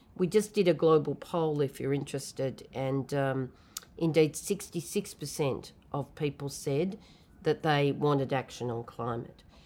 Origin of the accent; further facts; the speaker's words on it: New South Wales, Australia; I come from Australia, so of course it was in the state of New South Wales